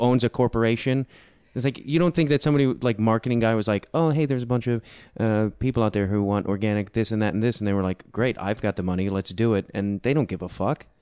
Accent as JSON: {"language": "English", "town": "Chicago", "region": "Illinois", "country": "United States", "tie": "born or raised there", "said": "I grew up in Chicago."}